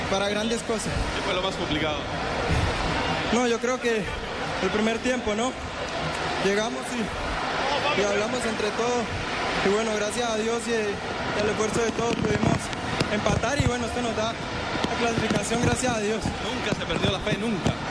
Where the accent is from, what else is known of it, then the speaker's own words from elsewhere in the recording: Barranquilla, Atlántico, Colombia; qué lindo aquí en mi tierra, en Barranquilla.